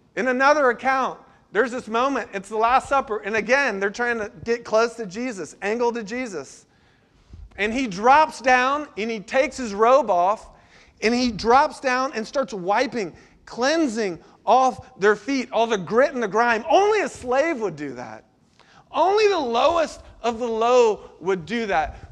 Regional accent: Florida, United States; now in Charleston, United States; I grew up in Florida where tides aren't a big deal

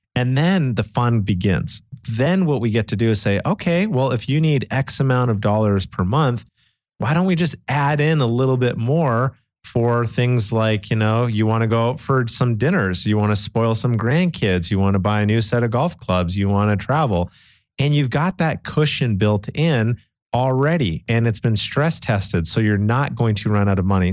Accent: Canada; I grew up in Canada back in nineteen eighty-seven

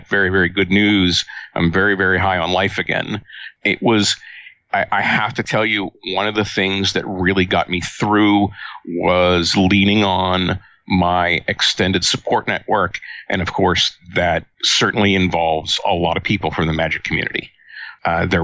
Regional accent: Baltimore, Maryland, United States; moved away as an adult; I grew up in Baltimore, Maryland, in the 1960s

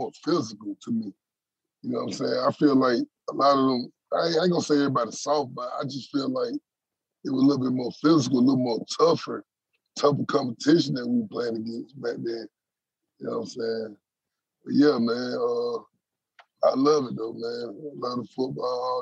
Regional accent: Atlanta, Georgia, United States; also born or lived in Conyers, Georgia / Social Circle, Georgia; I'm originally from Atlanta, Georgia

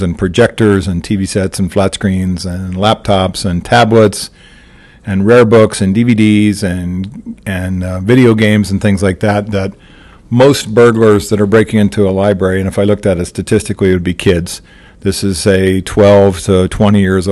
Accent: Missouri, United States; my home state in Missouri

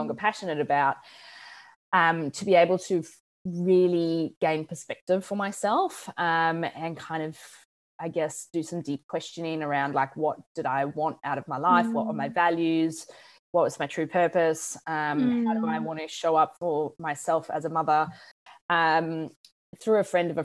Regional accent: South Africa; also born or lived in United States / United Kingdom; now in Australia; I'm from South Africa. I live in Australia. I've lived in the States. I've lived in the UK.

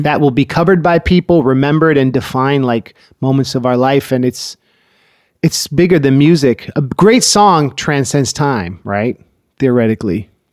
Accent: Oakland, California, United States; moved away; also born or lived in Berkeley; I was born in Berkeley and grew up in Oakland, too

